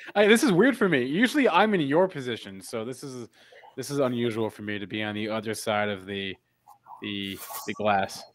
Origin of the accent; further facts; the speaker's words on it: East Brunswick, New Jersey, United States; I am from New Jersey